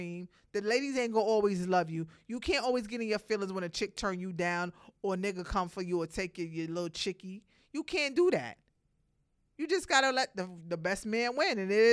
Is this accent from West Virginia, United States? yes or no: no; New York City, New York, United States; Brooklyn, I'm from Brooklyn